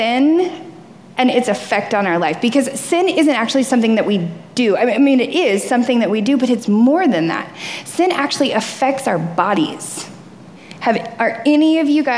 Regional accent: the South, United States; I grew up in the South, so fishing is like, it's like normal.

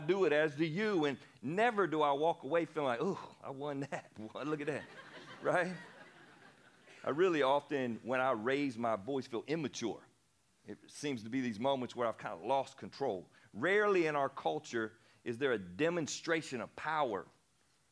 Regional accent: the South, United States; born or raised there

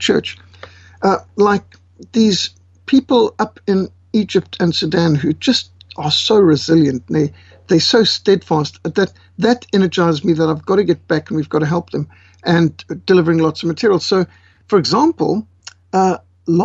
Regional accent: Zimbabwe; also born or lived in Cape Town, South Africa; now in South Africa; I was born in South Africa in Cape Town. I was raised in Rhodesia.

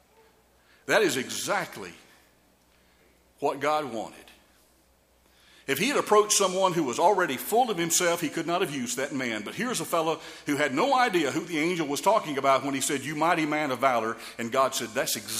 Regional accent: Jasper, Georgia, United States; my hometown of Jasper, Georgia

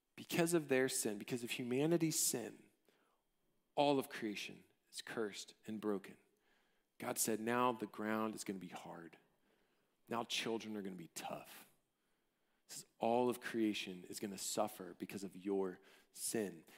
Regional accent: College Station, Texas, United States; I grew up in College Station

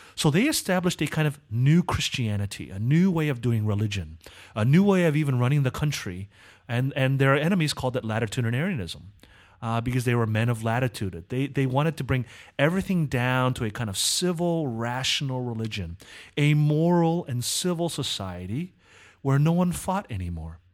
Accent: Southern California, United States; I was born in Southern California

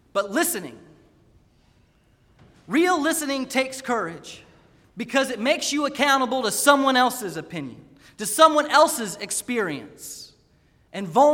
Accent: Raleigh, North Carolina, United States; also born or lived in Wake Forest, North Carolina; when I was 7 years old, on the day when we moved from Wake Forest, North Carolina, to the big city of Raleigh

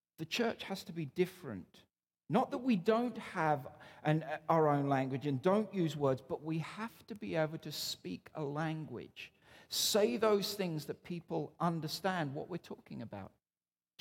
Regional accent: Newcastle upon Tyne, North East England, United Kingdom; moved away as an adult; now in Canada

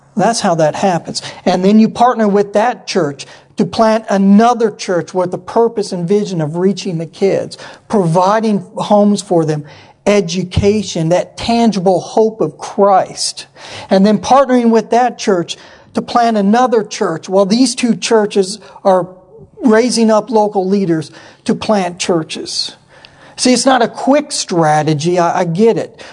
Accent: Yakima, Washington, United States; moved away as an adult; I grew up in Yakima, Washington

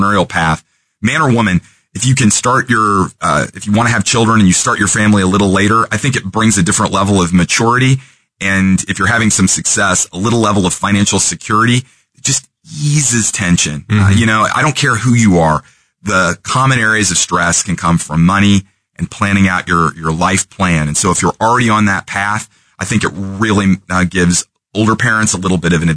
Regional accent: Kansas City, Missouri, United States; also born or lived in Independence, Missouri / California; I was born in Kansas City, Missouri, and lived in the Northeast Van Horn School District until late elementary school

